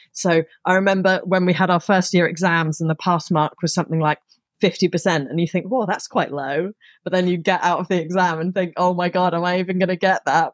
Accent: Somerset, South West England, United Kingdom; also born or lived in Surrey; I grew up in Somerset, which is in the southwest of England

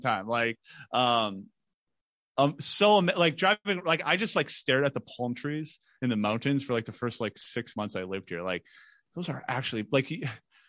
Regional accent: Michigan, United States; moved away as an adult; now in Phoenix, United States; we're from Michigan

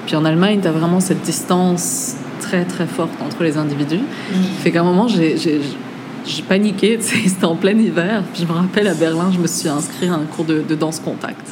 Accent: France; moved away; also born or lived in Germany

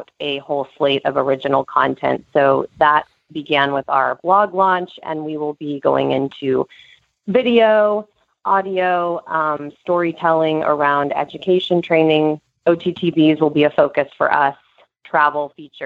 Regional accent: Texas, United States; now in New York City, United States; I grew up eventing in Texas

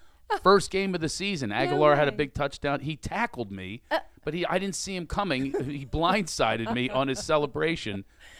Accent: Philadelphia, Pennsylvania, United States; accent: Philly; my mother would be very happy if I lost my Philly accent.

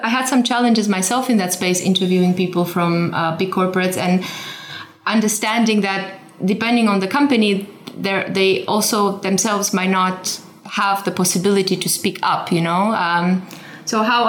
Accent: Romania; I'm originally from Romania, and I'm the first generation that was grew up after the fall of communism

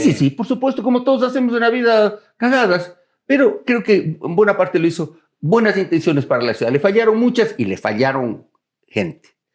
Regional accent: Cuenca, Azuay, Ecuador; now in Quito, Ecuador; yo soy cuencano de, de nacimiento, quiteño de corazón

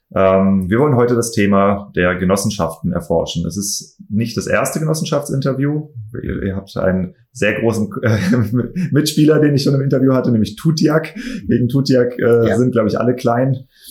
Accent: Kiel, Schleswig-Holstein, Germany; moved away; also born or lived in Geisenheim; ich komme aus Kiel

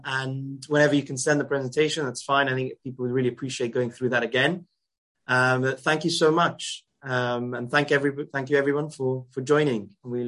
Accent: Gibraltar; I come from Gibraltar

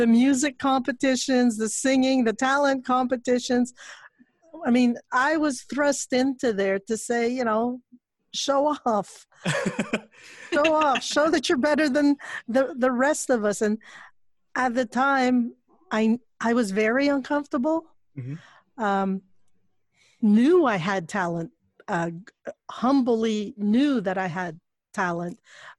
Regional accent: Montreal, Quebec, Canada; also born or lived in Quezon City, Philippines; I was born in Quezon City. We came to Montreal. I was 7 or 8 years old. So the last part of primary school onwards, that's where I came to Montreal.

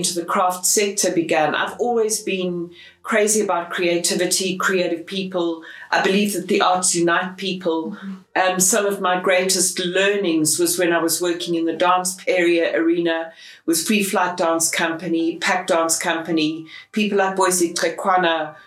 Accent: Johannesburg, Gauteng, South Africa; I was born in Johannesburg. I am a very proud South African.

